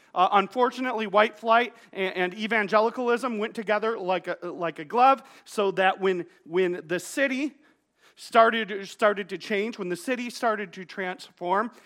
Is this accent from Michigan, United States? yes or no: yes; Wyoming, Michigan, United States; I grew up here in Wyoming, here in Godwin Heights